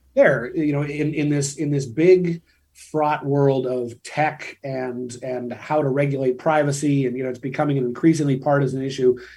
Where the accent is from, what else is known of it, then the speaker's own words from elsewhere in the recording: Washington, United States; I'm, I'm from Washington state. Boeing was one of the big, uh, you know, companies out there. Mm-hmm. Uh, when I was growing up, they still have, you know, 80,000 employees in the Puget Sound area.